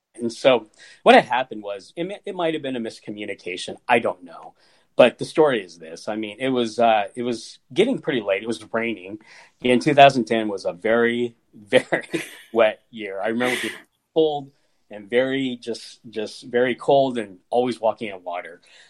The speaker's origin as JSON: {"language": "English", "region": "Kansas", "country": "United States", "said": "I mean, I'm from Kansas, you know, and for many years there, my family, we were the only, you know, Asians in a 4-state radius, I'm sure."}